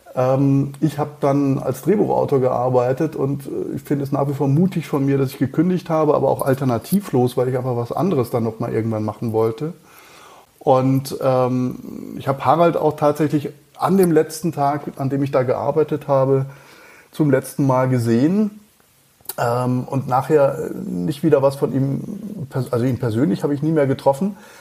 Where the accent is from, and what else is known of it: near Freiburg, Baden-Württemberg, Germany; born or raised there; moved away as an adult; also born or lived in Mannheim / Cologne; now in Munich, Germany